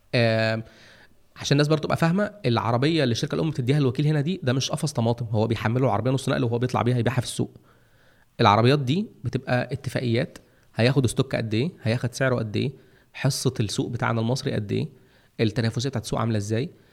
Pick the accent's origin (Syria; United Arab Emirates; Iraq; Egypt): Egypt; عندنا في مصر هنا